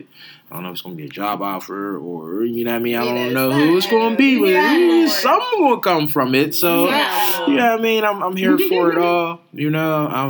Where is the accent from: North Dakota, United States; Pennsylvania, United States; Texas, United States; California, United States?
Pennsylvania, United States; Pittsburgh; I'm just somebody from Homewood